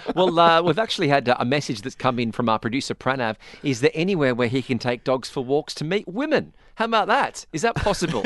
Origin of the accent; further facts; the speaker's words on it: Australia; moved away; growing up in Australia